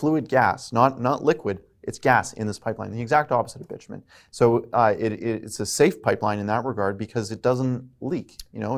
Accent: Alberta, Canada; I'm from Alberta

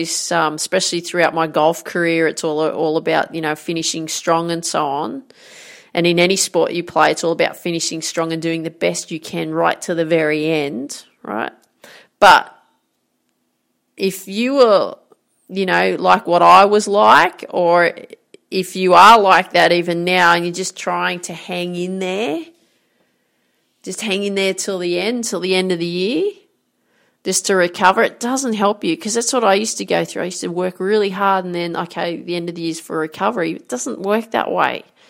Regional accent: Grafton, New South Wales, Australia; I grew up in Grafton in northern New South Wales here in Australia

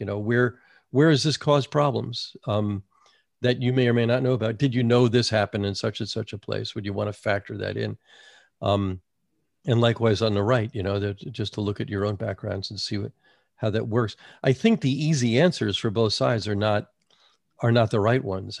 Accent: United States; moved away as an adult; also born or lived in North Carolina / New York; I grew up in New Jersey and New York, but I came, you know, I went to college in North Carolina and I lived there for another twenty years.

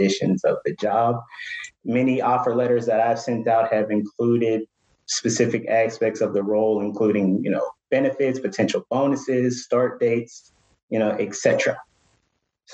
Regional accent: Pittsburgh, Pennsylvania, United States; moved away; I'm originally from Pittsburgh

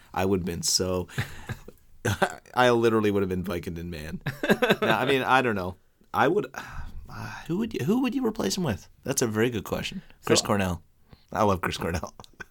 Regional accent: Newfoundland and Labrador, Canada; accent: Irish Newfoundland; also born or lived in Ireland / United Kingdom; Like my accent is an Irish Newfoundland accent, really.

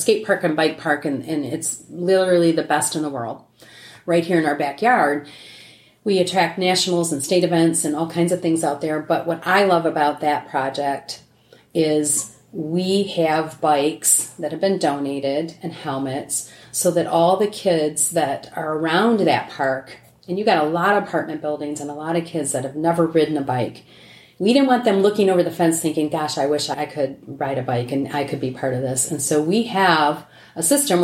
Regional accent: Michigan, United States; accent: twang; now in Houston, United States; I was born and raised in Michigan

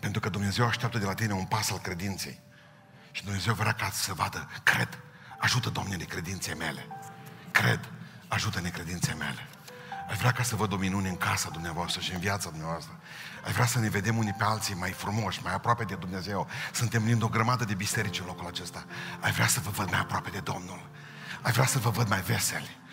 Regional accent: Romania; Suntem români

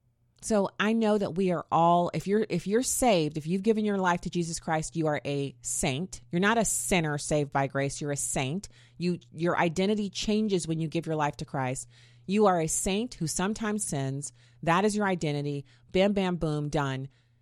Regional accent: Germany; And I was a very travel curious kid because I grew up in Germany and I've been all over the world.

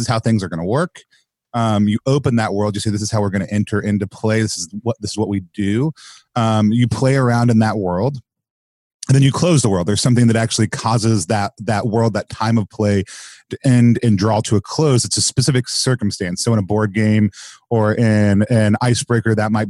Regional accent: Texas, United States; I grew up calling it in Texas

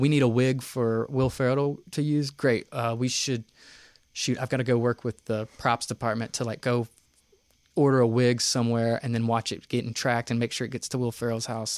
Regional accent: Knoxville, Tennessee, United States; moved away; also born or lived in New York; I grew up in Knoxville, uh, born and raised in Vestal.

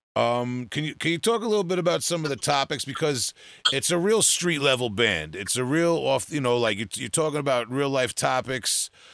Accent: Huntington Station, New York, United States; I'm from Huntington Station

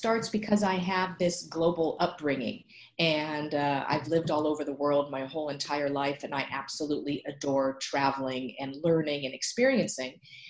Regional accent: Redondo Beach, California, United States; the beautiful and wonderful Redondo Beach of my hometown.

